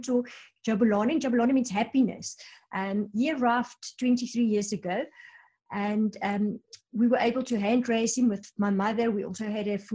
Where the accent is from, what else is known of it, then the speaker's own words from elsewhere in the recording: South Africa; being South African